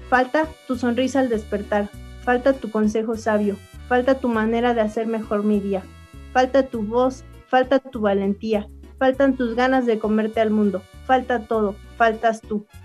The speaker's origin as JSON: {"language": "Spanish", "town": "Xicotepec", "region": "Puebla", "country": "Mexico", "tie": "born or raised there", "said": "allá en mi pueblo, en Jicotepec, este, es una fiesta muy grande, o sea, muy, muy grande. Eh, es un pueblo que colinda con muchas comunidades indígenas"}